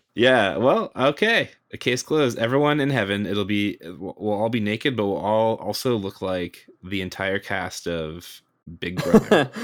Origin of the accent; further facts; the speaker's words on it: United States; just a Yankee onlooker from the from the United States over here